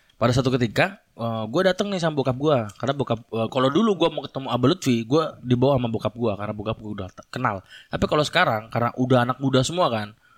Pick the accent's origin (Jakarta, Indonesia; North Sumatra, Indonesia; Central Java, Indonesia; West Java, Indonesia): West Java, Indonesia; Indramayu; Gua kan dari Indramayu